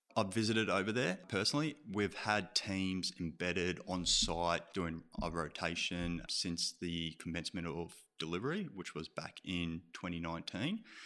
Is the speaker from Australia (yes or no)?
yes; Melbourne, Victoria, Australia; moved away as an adult; also born or lived in Canberra / Brisbane; now in Sydney, Australia; I'm actually from Melbourne.